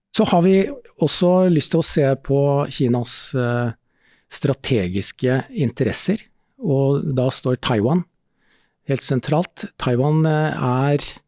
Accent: Askim, Viken, Norway; i Askim, der jeg vokste opp

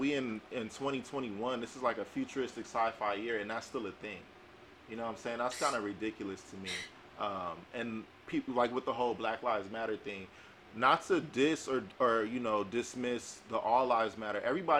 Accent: Compton, California, United States; I put on my address, I'm from Compton, they like, oh no.

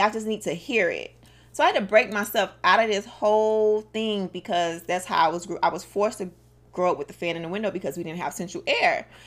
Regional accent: Miami, Florida, United States; I'm from Dade County

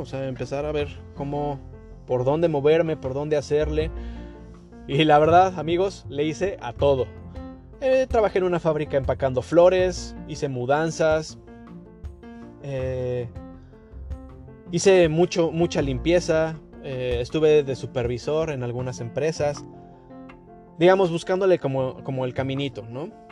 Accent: Mexico City, Mexico; moved away as an adult; now in Toronto, Canada; soy mexicano, nacido en la Ciudad de México. Viví eh, casi toda mi vida en, el sur de la Ciudad de México

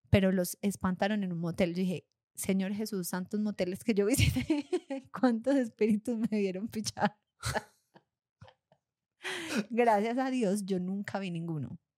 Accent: Armenia, Quindío, Colombia; also born or lived in Argentina; cuando llegué de Argentina viví un año en Armenia, mi ciudad de origen?

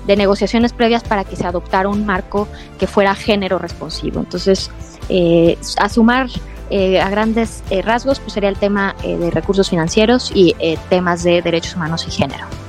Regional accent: Mexico

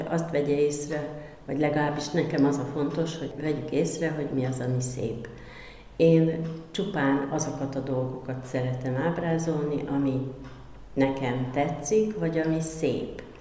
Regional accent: Kecskemét, Bács-Kiskun, Hungary; Kecskeméti vagyok, törzsgyökeres Kecskeméti

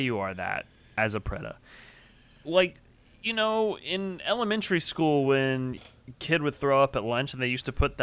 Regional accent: the South, United States; We're all from the South. We don't all live in the South anymore. But... we're all from the South.

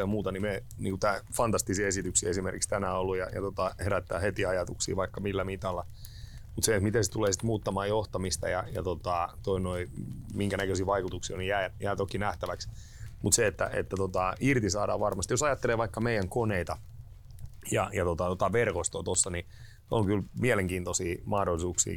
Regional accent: Turku, Southwest Finland, Finland; now in Savonia, Finland; Mä olen lähtöisin turkulainen kaveri, joka on päätynyt Savoon

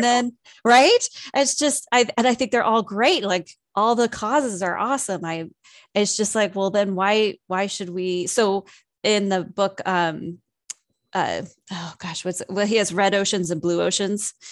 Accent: San Diego, California, United States; moved away as an adult; I was originally born and raised in San Diego, and I moved up here when I was nineteen.

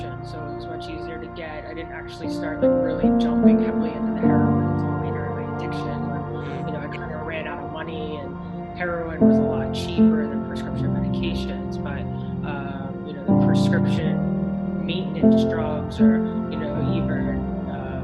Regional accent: Philadelphia, Pennsylvania, United States; I grew up in the Philadelphia area, in the USA

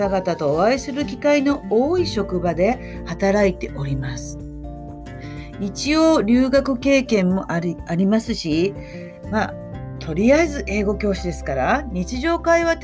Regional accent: Tokushima, Japan; 地元徳島で

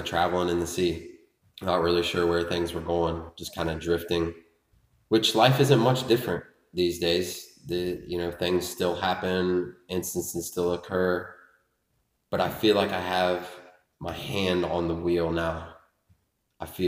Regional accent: Lebanon, Ohio, United States; also born or lived in Richmond, Indiana; we moved to Lebanon, Ohio when I was 5

